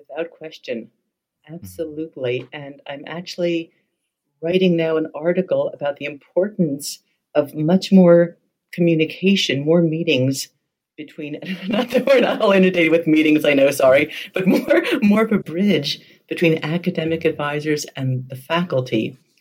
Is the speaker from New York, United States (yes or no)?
yes; New York, United States; moved away; I'm originally from New York